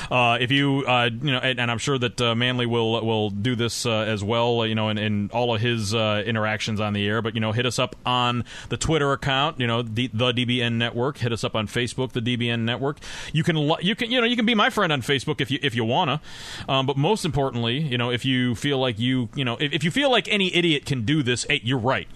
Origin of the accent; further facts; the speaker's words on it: Northeastern Ohio, United States; I was born in Northeastern Ohio